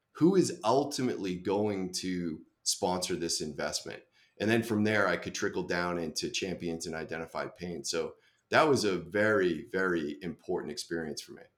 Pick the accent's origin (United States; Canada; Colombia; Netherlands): United States; Boston, Massachusetts; I grew up in Boston